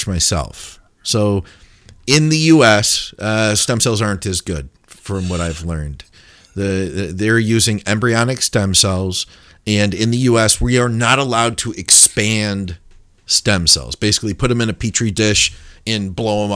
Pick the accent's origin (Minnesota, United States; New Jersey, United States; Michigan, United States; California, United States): Michigan, United States; Detroit; I am from Detroit